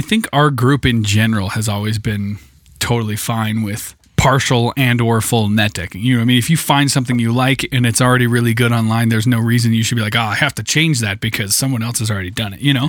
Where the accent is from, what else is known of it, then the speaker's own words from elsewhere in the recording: Idaho, United States; I grew up with in Idaho